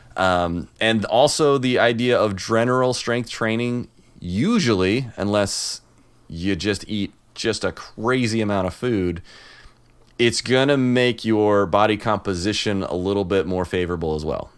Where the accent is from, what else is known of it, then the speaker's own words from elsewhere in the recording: Illinois, United States; moved away; I'm from Illinois